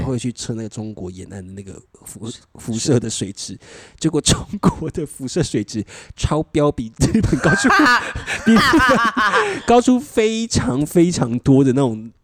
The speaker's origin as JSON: {"language": "Chinese", "country": "Taiwan", "said": "我是台湾人"}